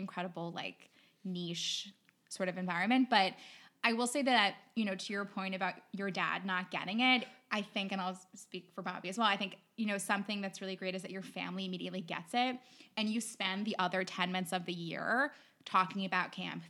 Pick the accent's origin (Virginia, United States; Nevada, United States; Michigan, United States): Virginia, United States; Richmond; I grew up in Richmond, Virginia